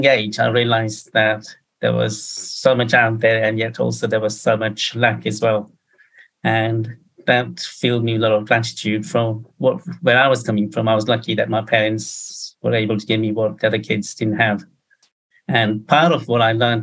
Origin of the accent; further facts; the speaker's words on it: Kenya; moved away; Kenya is where I was born, and being of an Indian background, my parents are Indian